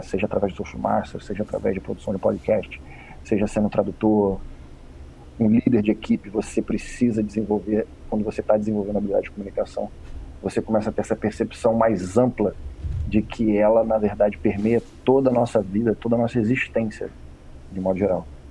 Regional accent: Rio de Janeiro, Brazil; moved away; Fui nascido e criado no Rio de Janeiro

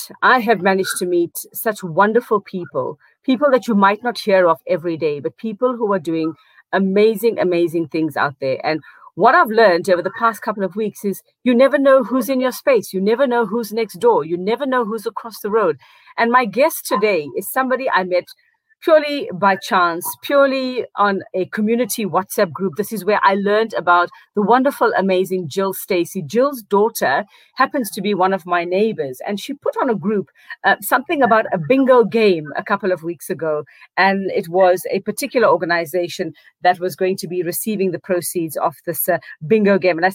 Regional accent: South Africa; I am South African, was born to tell South Africa's stories

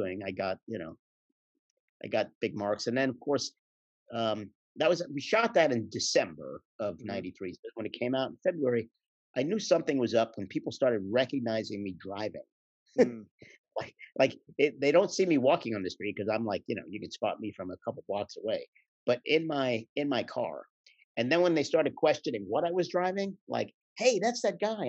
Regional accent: Philadelphia, Pennsylvania, United States; I grew up in Philly

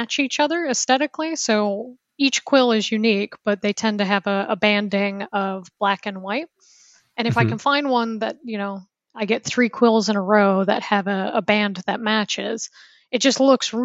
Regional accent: United States; moved away as an adult; also born or lived in Seattle / New Zealand / Germany; I'm originally from the States.

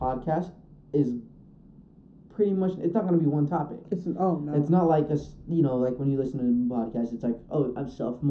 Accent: Utah, United States; I was born and raised here in Utah, but I do say that my roots are from Brazil

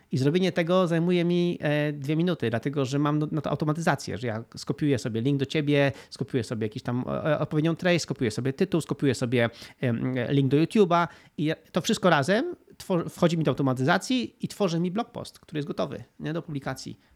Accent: Gdynia, Pomeranian Voivodeship, Poland; also born or lived in Spain; W Polsce jestem w Gdyni, to jest moje miasto, skąd pochodzę, tam mam blisko rodzinę

